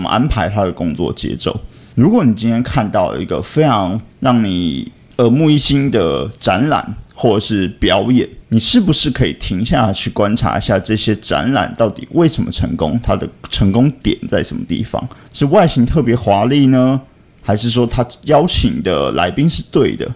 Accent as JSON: {"language": "Chinese", "country": "Taiwan", "said": "这个身为台湾人"}